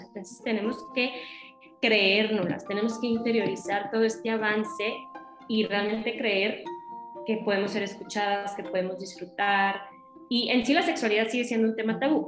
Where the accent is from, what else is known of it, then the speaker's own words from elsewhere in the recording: Torreón, Coahuila, Mexico; Yo soy de Torreón, Coahuila, entonces es también acá en el norte y es como una ciudad chica